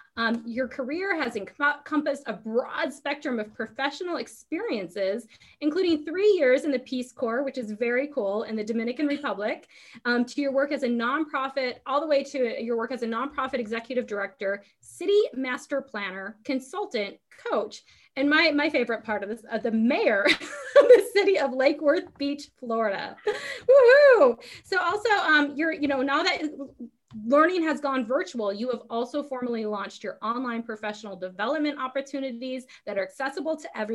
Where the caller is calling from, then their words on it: Guam; So I'm calling from Guam.